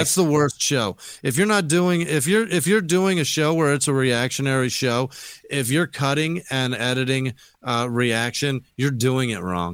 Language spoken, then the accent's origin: English; Phoenix, Arizona, United States; also born or lived in Colorado Springs, Colorado; I grew up in Sou, uh, central Phoenix in a terrible neighborhood